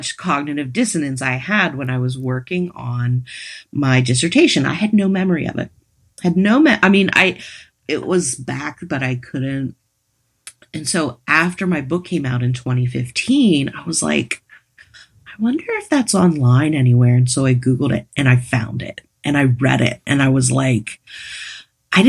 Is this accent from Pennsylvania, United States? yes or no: yes; Western Pennsylvania, United States; moved away as an adult; I grew up in Western Pennsylvania